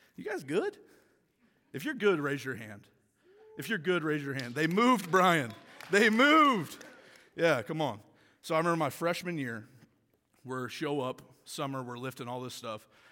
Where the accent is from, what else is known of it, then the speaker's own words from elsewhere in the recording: Tulsa, Oklahoma, United States; moved away as an adult; now in Michigan, United States; I grew up in Tulsa, Oklahoma, played football all my life